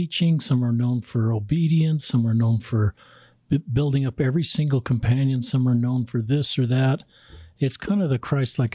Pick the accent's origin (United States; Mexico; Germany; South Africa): United States; as an American